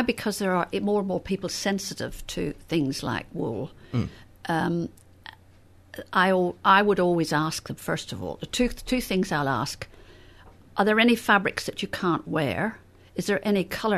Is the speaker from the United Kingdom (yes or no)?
yes; Northern Ireland, United Kingdom; I came from Northern Ireland